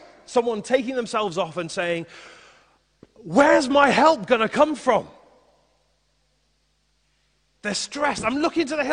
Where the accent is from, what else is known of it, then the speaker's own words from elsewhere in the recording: Liverpool, North West England, United Kingdom; I grew up in Liverpool, in a place called Highton